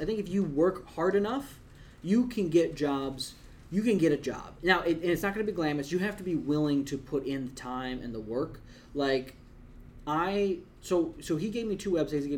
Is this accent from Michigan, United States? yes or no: no; Wisconsin, United States; moved away as an adult; also born or lived in Long Island; you're from Wisconsin